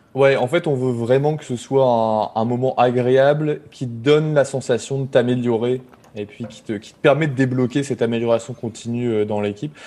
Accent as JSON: {"language": "French", "town": "Boulogne-sur-Mer", "region": "Hauts-de-France", "country": "France", "tie": "born or raised there", "also_born_or_lived": "Lille", "moved": "as an adult", "lives_now": "Montreal, Canada", "said": "je suis originaire de Boulogne-sur-Mer, dans le Pas-de-Calais. C'est là où j'ai fait où j'ai grandi"}